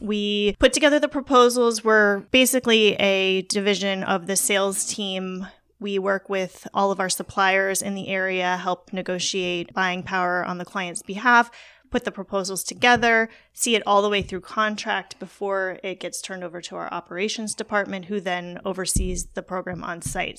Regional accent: Port St. Lucie, Florida, United States; Port Saint Lucie, Florida

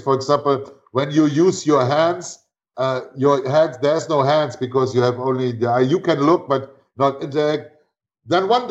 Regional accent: Northern Germany, Germany; moved away; also born or lived in Venezuela; I grew up on the Baltic Sea in north of Germany

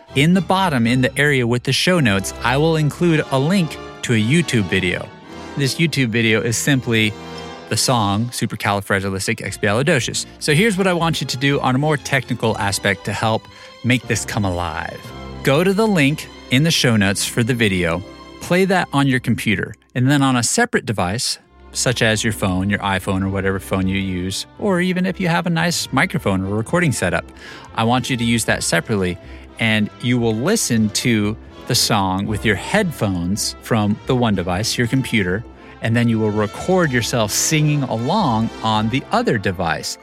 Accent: Southwest, United States; growing up in the Southwest

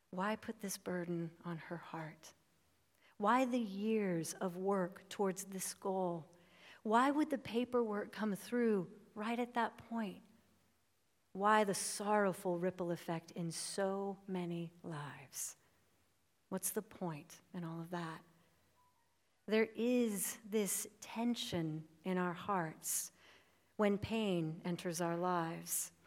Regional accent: United States; I am an American

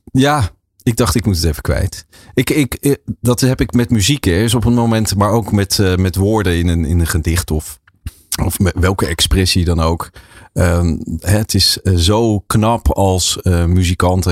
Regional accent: Leersum, Utrecht, Netherlands; in Leersum, waar ik ben geboren en getogen

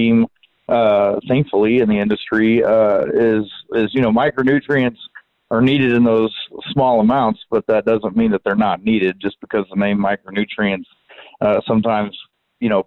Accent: Southeast Texas, United States; now in College Station, United States; I come from Southeast Texas. I live in College Station, Texas

